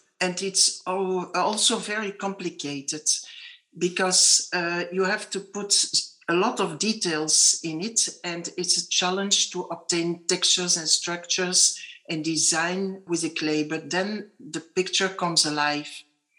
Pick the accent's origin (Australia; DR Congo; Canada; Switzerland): DR Congo; born there; English is a second language; that's my little wink, because I was born in Congo